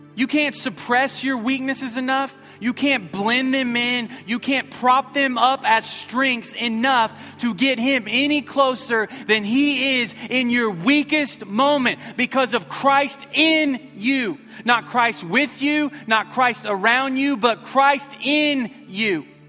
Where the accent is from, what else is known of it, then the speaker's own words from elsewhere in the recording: Missouri, United States; I grew up in Missouri, so we don't have good grammar there